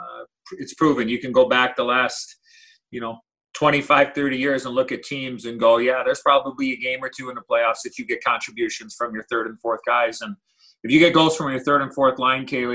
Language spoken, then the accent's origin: English; Chicago, Illinois, United States; when I was a young boy growing up in Chicago